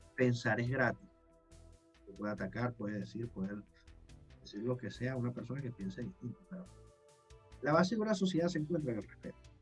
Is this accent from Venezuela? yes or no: yes; Venezuela; moved away; yo como venezolano